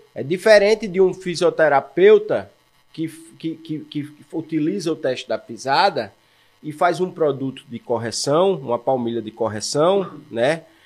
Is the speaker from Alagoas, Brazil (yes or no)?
yes; Maceió, Alagoas, Brazil; moved away as an adult; also born or lived in Curitiba; now in João Pessoa, Brazil; Eu sou alagoano, eu fui aluno marista de Maceió